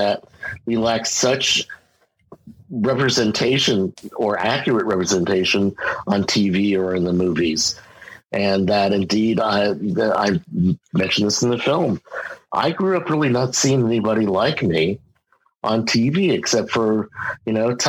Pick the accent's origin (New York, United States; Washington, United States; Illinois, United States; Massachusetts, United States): New York, United States; Westchester County; I grew up in Westchester County, just north of New York City